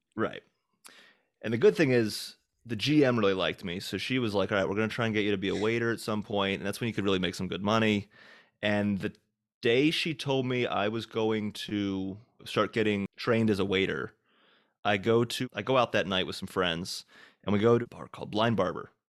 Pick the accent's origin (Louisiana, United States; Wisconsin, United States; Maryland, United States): Maryland, United States; Hagerstown; also born or lived in Boston / New York; now in Nashville, United States; back in my hometown of Maryland